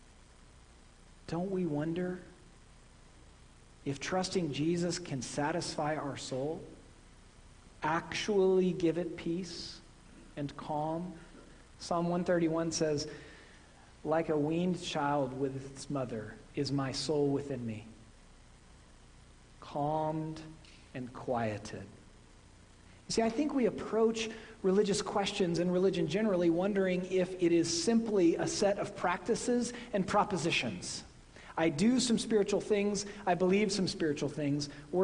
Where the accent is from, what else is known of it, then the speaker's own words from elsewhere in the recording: Midwest, United States; accent: Midwestern; moved away; My Midwestern accent